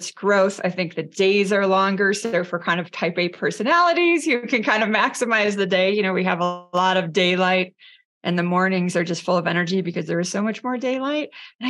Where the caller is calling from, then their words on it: San Francisco, California, United States; I am zooming in from San Francisco this morning.